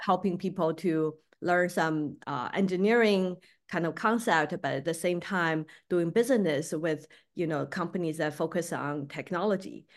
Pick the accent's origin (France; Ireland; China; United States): China; Beijing; moved away as an adult; I grew up there. I finished college, uh, in Beijing